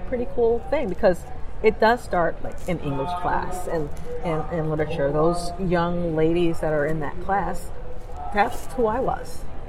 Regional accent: Los Angeles, California, United States; as a little black kid growing up in Los Angeles

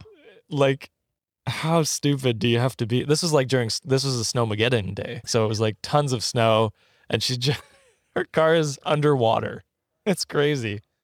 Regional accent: Canada; moved away as an adult; now in Ottawa, Canada; I grew up in the woods

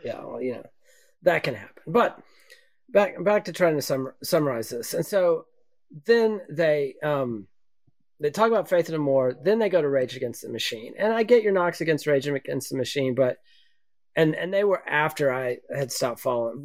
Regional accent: Texas, United States; I'm from Texas

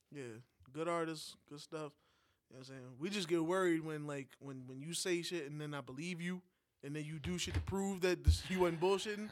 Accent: New York, United States; moved away; a New Yorker that hasn't been in New York for a while

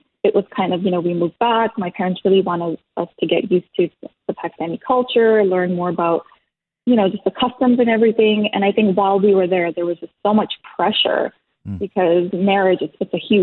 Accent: Toronto, Ontario, Canada; I was raised in Toronto

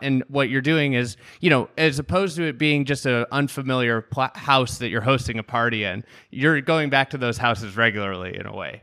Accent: Chicago, Illinois, United States; somebody from Chicago

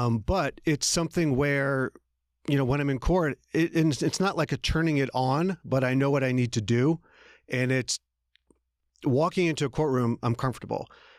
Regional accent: Philadelphia, Pennsylvania, United States; now in Atlanta, United States; Well, like you, I grew up outside of Philadelphia. I came to Atlanta when I was 18 to go to college and basically stayed in the South ever since then.

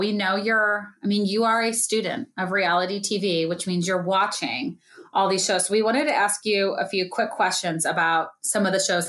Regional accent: St. Louis, Missouri, United States; I'm from St. Louis.

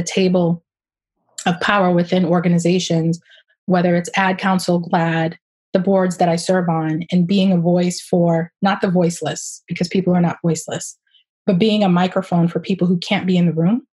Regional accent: Boston, Massachusetts, United States; I grew up in Roxbury, a part of the city that is a melting pot for sure

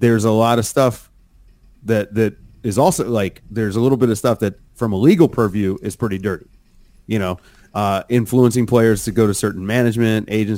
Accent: Richmond, Virginia, United States; I'm from Richmond, so I'm like from right down the road

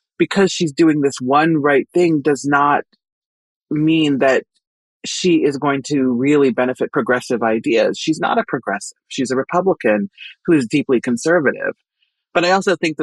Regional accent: Nebraska, United States; I am from Nebraska

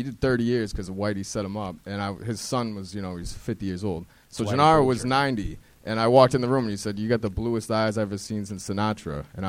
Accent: Boston, Massachusetts, United States; moved away as an adult; Because I live in the area now. I moved from Boston. I'm from Boston.

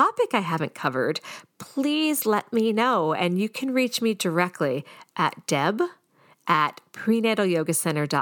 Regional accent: Boston, Massachusetts, United States; I'm from the Boston area

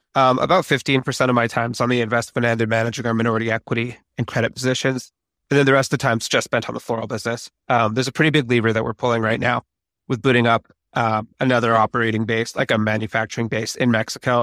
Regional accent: Vancouver, British Columbia, Canada; Vancouver, where I'm from

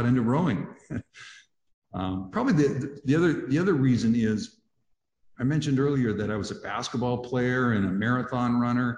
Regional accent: Grand Coulee, Washington, United States; the Grand Coulee Dam, which is where I grew up.

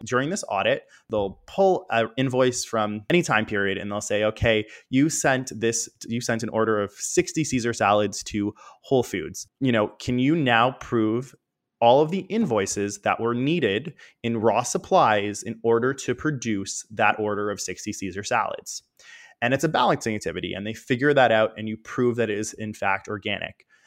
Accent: Toronto, Ontario, Canada; born or raised there

